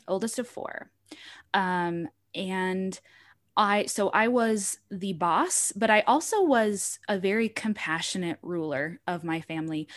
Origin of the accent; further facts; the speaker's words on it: Utah, United States; I grew up in Utah County